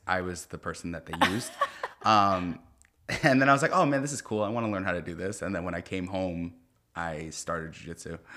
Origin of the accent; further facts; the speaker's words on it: Lodi, New Jersey, United States; moved away as an adult; I grew up in Lodi, New Jersey